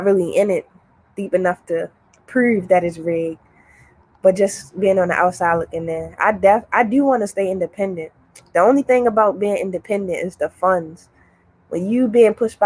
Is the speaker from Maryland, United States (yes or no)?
yes; Baltimore, Maryland, United States; I'm from Baltimore